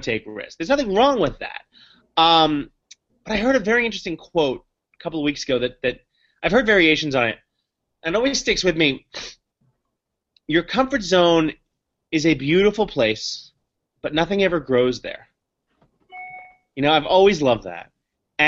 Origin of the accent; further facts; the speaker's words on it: New York City, New York, United States; I grew up in the Upper West Side, Manhattan, and I was a public school kid